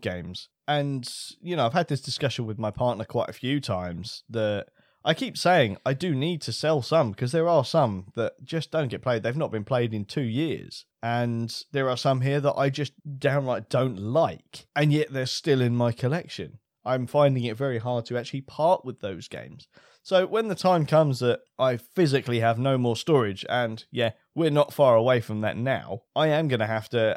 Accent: United Kingdom; being British

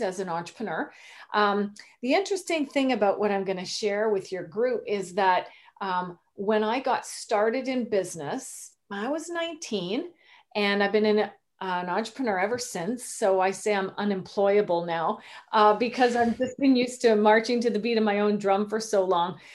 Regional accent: Canada; moved away as an adult; also born or lived in Rhode Island, United States; I am Canadian. I'm new to Rhode Island.

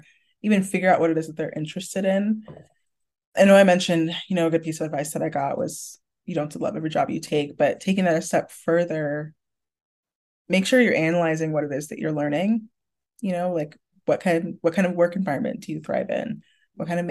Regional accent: Carmel, Indiana, United States; I'm also from Carmel

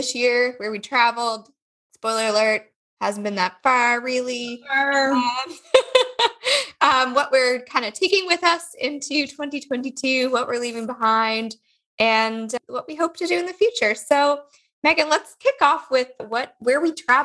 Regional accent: Liverpool, Nova Scotia, Canada; We moved in March to my hometown of Liverpool, which is on the south shore of Nova Scotia.

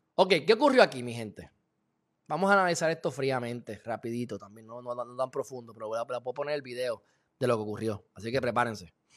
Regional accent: Puerto Rico; Yo soy alemán, portugués, puertorriqueño

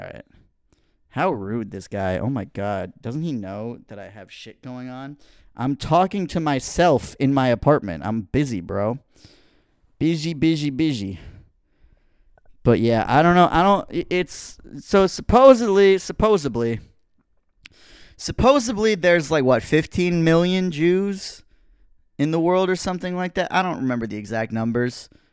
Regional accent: United States; I'm an American person.

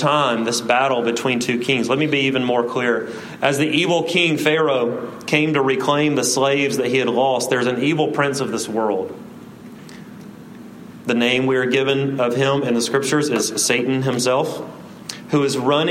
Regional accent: South Alabama, United States; I say route because I'm from South Alabama

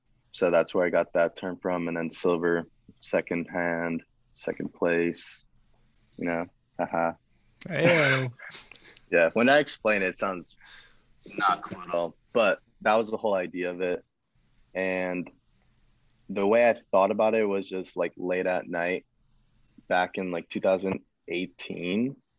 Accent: Michigan, United States; I'm from Michigan.

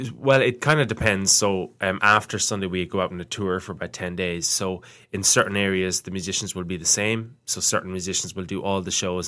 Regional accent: Ireland; growing up in Ireland in school

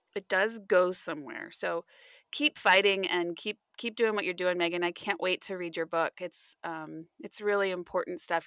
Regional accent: West Coast, United States; I grew up on the West Coast my whole life

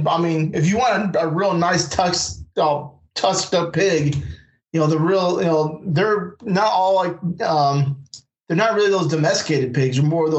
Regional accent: Fairfield, California, United States; moved away as an adult; also born or lived in Concord, California; now in Louisiana, United States; I was glad to be raised out there in the outdoors in like the 80s and 90s and early 2000s. I grew up in Fairfield. And then my mom, my dad, moved out to Concord.

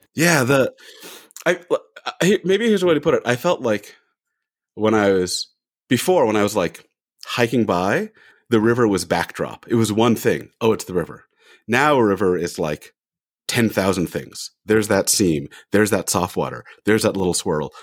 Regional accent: California, United States; moved away as an adult; also born or lived in Orem, Utah; now in Salt Lake City, United States; I'm from California

